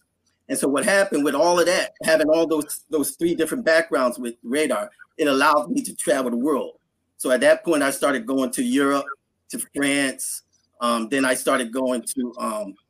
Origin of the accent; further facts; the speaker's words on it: United States; being American, I only speak English